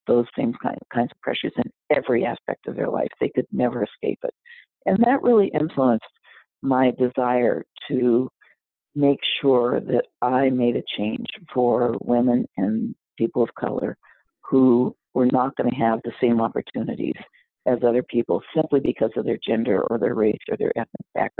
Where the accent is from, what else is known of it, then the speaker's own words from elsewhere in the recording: Los Angeles, California, United States; I grew up in South Central LA.